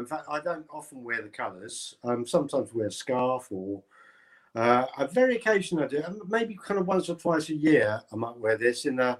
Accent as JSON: {"language": "English", "town": "Basildon", "region": "East of England", "country": "United Kingdom", "tie": "born or raised there", "said": "I come from Basildon in Essex. And I sort of grew up there as Basildon grew up."}